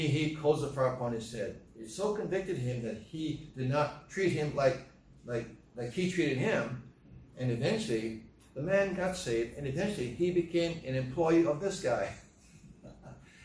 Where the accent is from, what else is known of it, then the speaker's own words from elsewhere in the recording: United States; as American citizens